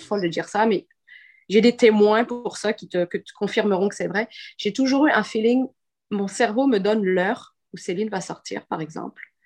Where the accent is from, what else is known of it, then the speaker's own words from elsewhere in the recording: Quebec, Canada; je suis québécoise aussi